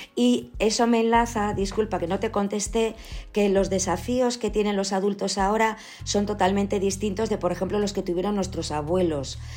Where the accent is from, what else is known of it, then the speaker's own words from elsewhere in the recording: Ourense, Galicia, Spain; also born or lived in Pontevedra province; yo soy gallega que eso no, lo dije, me parece antes, perdonad. Yo nací en Ourense